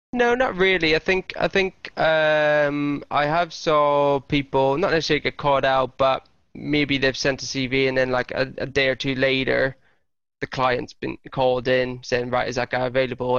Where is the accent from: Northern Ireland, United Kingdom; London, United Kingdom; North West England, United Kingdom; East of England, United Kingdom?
Northern Ireland, United Kingdom; Lurgan; moved away; also born or lived in Hertfordshire; my hometown, Lurgan.